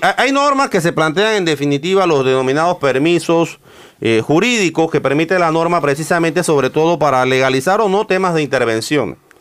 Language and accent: Spanish; Panama; como ciudadano, como, como panameño